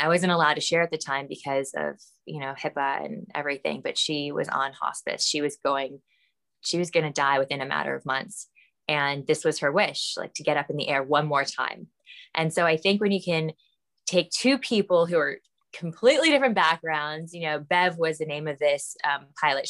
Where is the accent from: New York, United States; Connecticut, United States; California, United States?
California, United States; Los Angeles; also born or lived in Calabasas; I am from the Valley. I'm a Valley girl. Calabasas, Woodland Hills, grew up all in that area